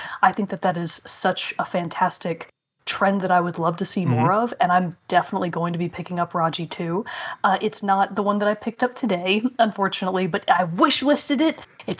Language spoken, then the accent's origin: English; Texas, United States; I'm from Texas.